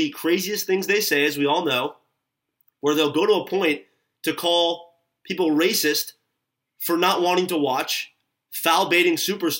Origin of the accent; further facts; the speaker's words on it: Los Angeles, California, United States; we're from LA, like you and I both.